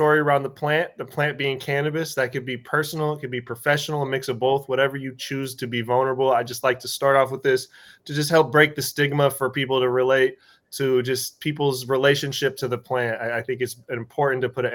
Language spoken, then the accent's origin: English; Washington, United States; I'm from Washington